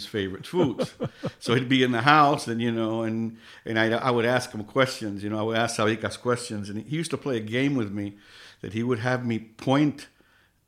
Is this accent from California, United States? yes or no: no; New York, United States; I grew up in New York